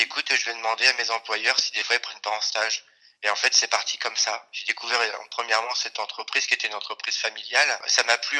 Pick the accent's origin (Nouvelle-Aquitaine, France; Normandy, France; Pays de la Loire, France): Pays de la Loire, France; Cholet; je suis originaire de, de Cholet